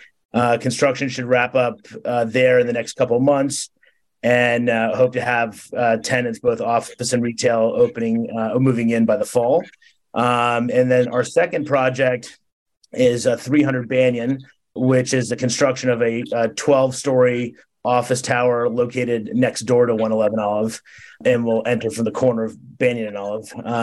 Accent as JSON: {"language": "English", "town": "New York City", "region": "New York", "country": "United States", "said": "I come from New York City where you have, you know, tower, you know, very tall towers."}